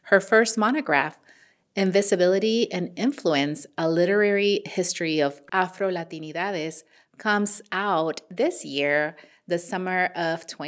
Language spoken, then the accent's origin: English; Northern Virginia, United States; moved away as an adult; also born or lived in Arlington, Virginia / Fairfax, Virginia / Manassas, Virginia / Warrenton, Virginia; now in Texas, United States; I grew up in Northern Virginia in the DC